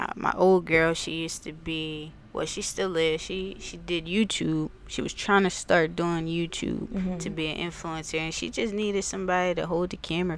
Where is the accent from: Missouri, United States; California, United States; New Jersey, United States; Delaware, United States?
Delaware, United States; Wilmington; also born or lived in Houston, Texas; now in Newark, United States; I grew up in Wilmington. Over West Side. I'm a West Side baby.